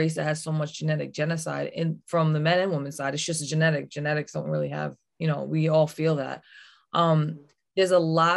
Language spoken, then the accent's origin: English; United States; where I'm from Wampanoag Nation, women run things